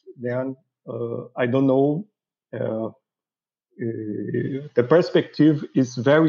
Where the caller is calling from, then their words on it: Rio de Janeiro, Brazil; I'm calling from Rio de Janeiro